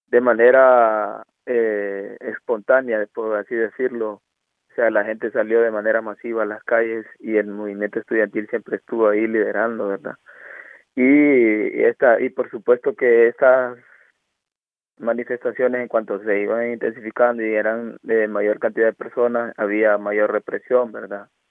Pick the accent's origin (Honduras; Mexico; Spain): Honduras; Choluteca; moved away as an adult; now in Stralsund, Germany; soy de, de Honduras, de Choluteca